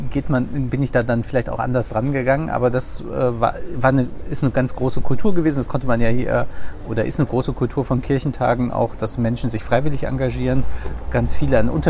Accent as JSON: {"language": "German", "region": "Bremen", "country": "Germany", "said": "man da als als Bremer irgendwie auch so diese Lesung als Grenze sieht"}